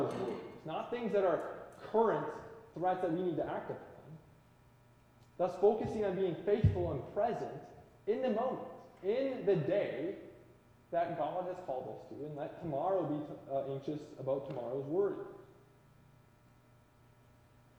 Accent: Midwest, United States; now in Washington, United States; growing up in the Midwest

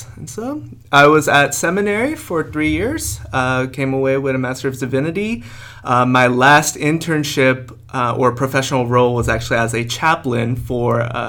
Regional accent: Graham, Washington, United States; also born or lived in Azusa, California / Princeton, New Jersey; I grew up in Washington State, in Graham, Washington

